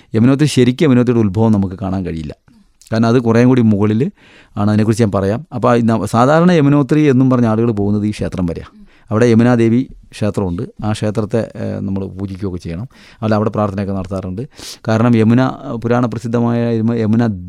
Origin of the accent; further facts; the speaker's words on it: Kerala, India; ഞങ്ങൾ കേരളത്തിൽ നിന്നാണ്